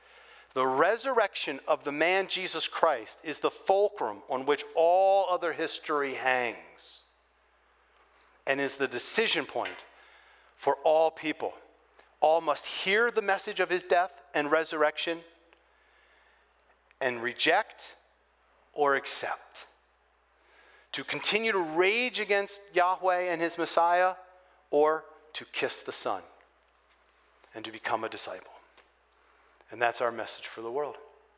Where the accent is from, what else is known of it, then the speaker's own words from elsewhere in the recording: Chicago, Illinois, United States; I came from Chicago, but around here it's frowned upon.